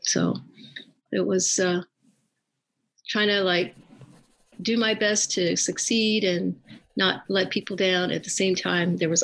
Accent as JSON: {"language": "English", "town": "La Puente", "region": "California", "country": "United States", "tie": "born or raised there", "also_born_or_lived": "East Los Angeles", "said": "Our family moved to San Gabriel Valley when I was in about third grade. And we grew up in La Puente"}